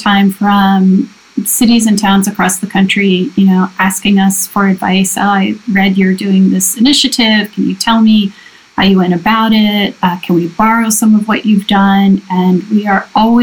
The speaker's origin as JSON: {"language": "English", "town": "Levittown", "region": "Pennsylvania", "country": "United States", "tie": "born or raised there", "also_born_or_lived": "East Point, Georgia", "moved": "yes", "lives_now": "Princeton Junction, United States", "said": "I was born in East Point, Georgia, but grew up mostly in Levittown, Pennsylvania."}